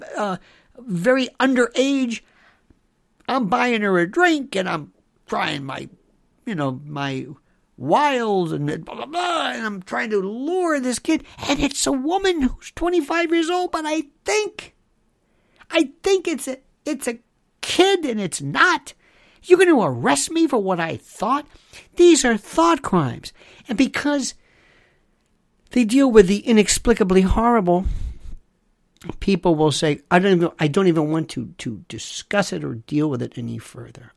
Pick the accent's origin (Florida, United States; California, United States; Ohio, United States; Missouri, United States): Florida, United States; Florida, my home state